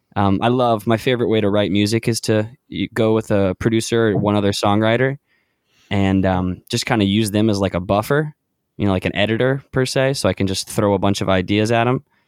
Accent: Charlotte, North Carolina, United States; also born or lived in Clemson; I grew up in Charlotte

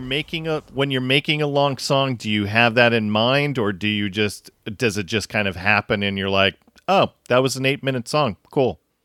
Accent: Tacoma, Washington, United States; We grew up in the Tacoma area

